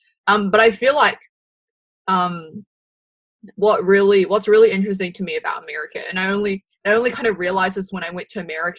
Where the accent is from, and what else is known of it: New Zealand